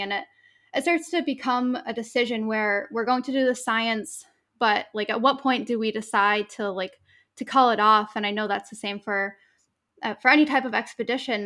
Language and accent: English; New England, United States; now in Maine, United States; growing up in New England